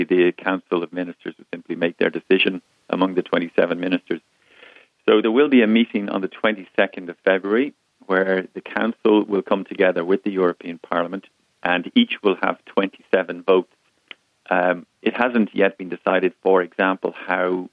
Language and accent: English; Ireland; we're a common law country, which is attractive in terms of commercial law dispute resolution, and we're an English-speaking country